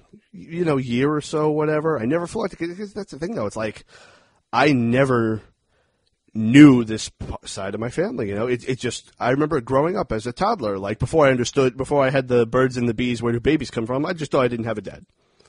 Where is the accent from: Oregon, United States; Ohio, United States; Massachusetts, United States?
Ohio, United States; Dayton; born there; I was born in Dayton, Ohio. My parents split up when I was still a baby.